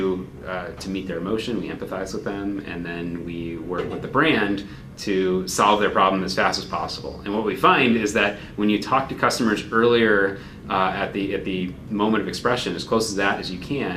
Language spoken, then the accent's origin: English; Chicago, Illinois, United States; I grew up in Chicago